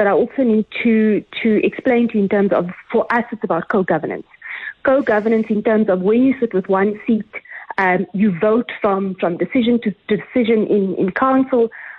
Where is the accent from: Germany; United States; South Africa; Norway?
South Africa; We cannot regress as a South African nation.